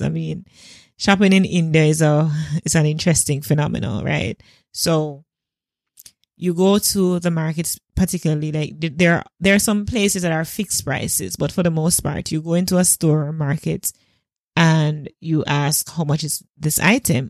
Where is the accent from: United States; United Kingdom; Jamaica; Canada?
Jamaica; as a Jamaican